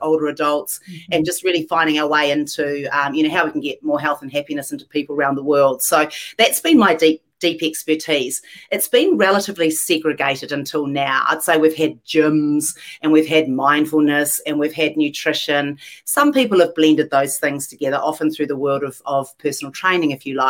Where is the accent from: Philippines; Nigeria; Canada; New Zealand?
New Zealand; moved away as an adult; also born or lived in London, United Kingdom; now in Los Angeles, United States; I was born in London, actually. Dad was a doctor and was doing his postgrad over there. Spent my whole life in New Zealand growing up